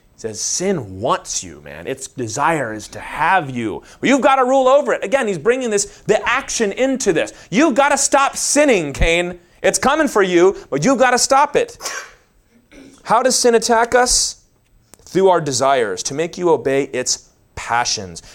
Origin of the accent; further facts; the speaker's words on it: the Bible Belt, United States; We grew up in the Bible Belt